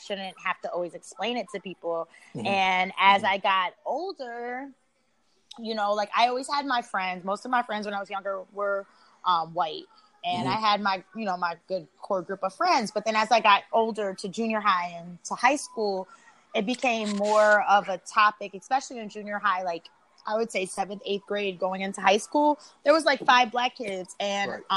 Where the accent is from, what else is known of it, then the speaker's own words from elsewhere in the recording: Chicago, Illinois, United States; growing up in Chicago, I was, like, one of two mixed kids in, you know, my junior high